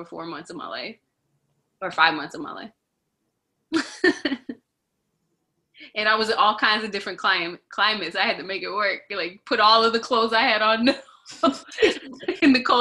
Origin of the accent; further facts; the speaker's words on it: North Carolina, United States; also born or lived in New Bedford, Massachusetts / Austin, Texas; I grew up in North Carolina